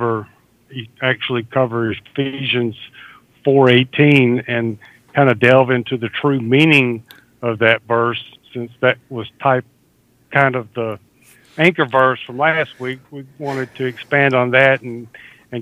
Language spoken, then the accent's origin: English; the South, United States; I'm a Southerner